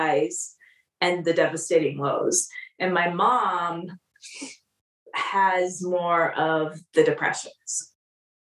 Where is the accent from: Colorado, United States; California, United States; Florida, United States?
California, United States; moved away; also born or lived in Des Moines, Iowa; I was a California girl. I grew up in California.